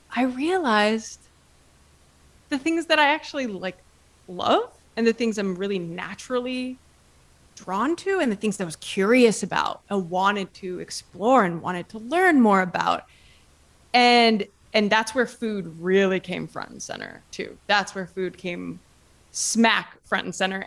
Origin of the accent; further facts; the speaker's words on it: Ohio, United States; moved away as an adult; now in Italy; I'm from Ohio, um, small town in Ohio, and lived in Ohio my whole life, went to college also in Ohio